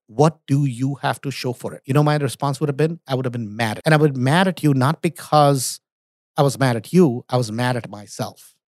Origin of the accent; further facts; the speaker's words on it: India; moved away; also born or lived in United States; I was born in America, grew up in India